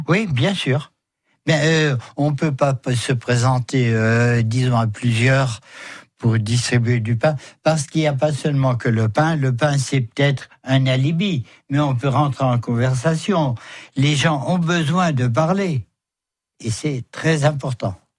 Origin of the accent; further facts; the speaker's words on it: Metz, Grand Est, France; chez nous à Metz